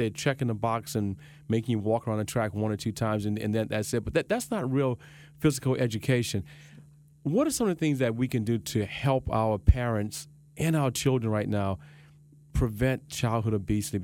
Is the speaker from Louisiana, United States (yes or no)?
yes; Louisiana, United States; moved away; And I'm from Louisiana.